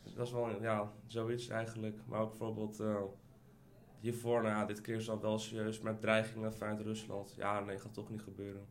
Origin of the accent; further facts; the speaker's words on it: Almere, Flevoland, Netherlands; moved away as an adult; also born or lived in Ukraine; now in Amsterdam, Netherlands; Ik ben opgegroeid in Almere, maar ben vorig jaar verhuisd eh, naar Amsterdam.